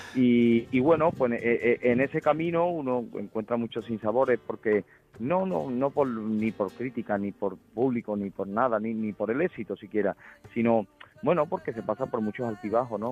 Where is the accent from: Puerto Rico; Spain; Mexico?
Spain; Huelva, Andalusia